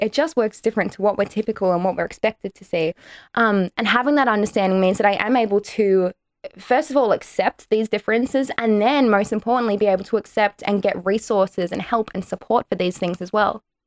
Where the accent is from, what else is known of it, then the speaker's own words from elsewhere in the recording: Australia; Irish Australian